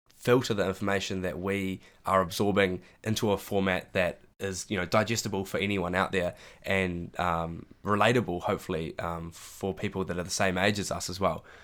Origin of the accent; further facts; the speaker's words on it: Christchurch, Canterbury, New Zealand; moved away as an adult; now in Dunedin, New Zealand; I'm from Christchurch. Uh, I went to St Andrews College, was my high school.